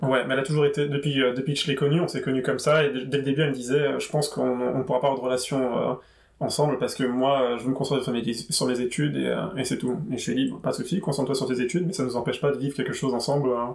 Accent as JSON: {"language": "French", "area": "Paris region", "region": "Île-de-France", "country": "France", "lives_now": "Paris, France", "said": "Et je viens de région parisienne. J'habite à Paris, mais je viens de région parisienne."}